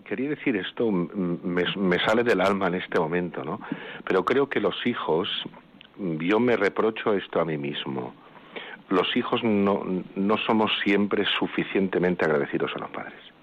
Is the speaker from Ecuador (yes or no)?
no; Vinalesa, Valencian Community, Spain; mi pueblo, Vinalesa